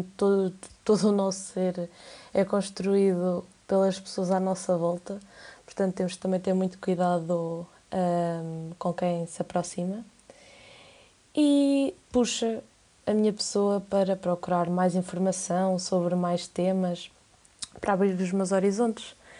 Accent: Coimbra, Centro, Portugal; tenho 19 anos, sou de Coimbra

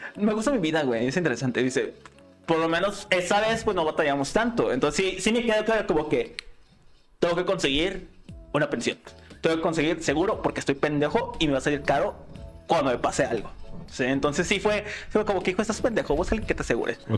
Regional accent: Mexico; nosotros como mexicanos, güey, nuestra idiosincrasia

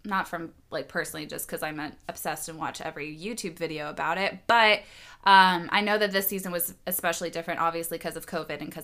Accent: Louisville, Kentucky, United States; now in Atlanta, United States; we're both from Louisville

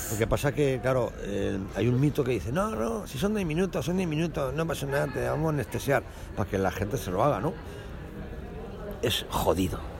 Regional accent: Cajabamba, Cajamarca, Peru; born there; nací en Cajabamba, una provincia del departamento de Cajamarca, Perú

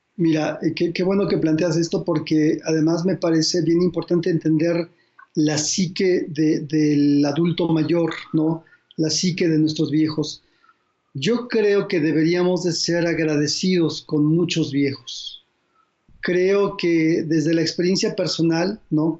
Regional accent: Mexico; como mexicanos

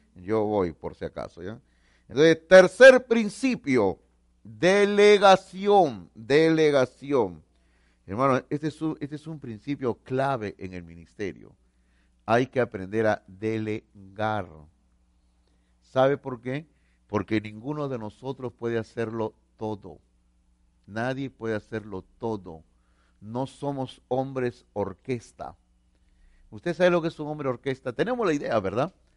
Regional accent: Peru; somos peruanos

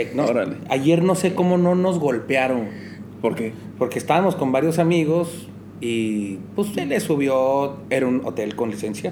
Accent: Mexico

